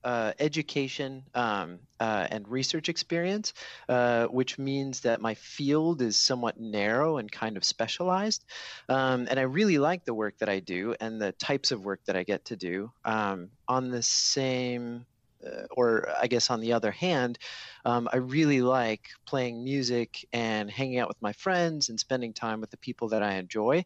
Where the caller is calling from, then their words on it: Minneapolis, Minnesota, United States; I'm calling from Minneapolis, Minnesota